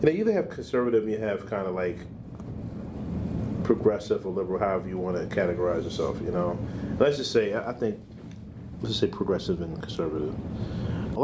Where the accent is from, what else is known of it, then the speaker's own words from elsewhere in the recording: United States; as Americans